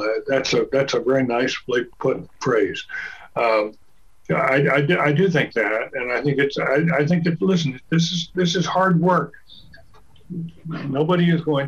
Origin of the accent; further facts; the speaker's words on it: Durham, North Carolina, United States; I grew up in Durham